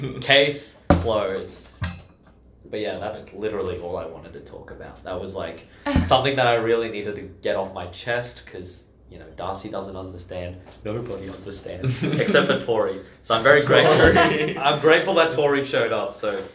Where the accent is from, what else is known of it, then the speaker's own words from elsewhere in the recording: Tokyo, Japan; now in Gold Coast, Australia; everybody knows I grew up in Tokyo. That's a city.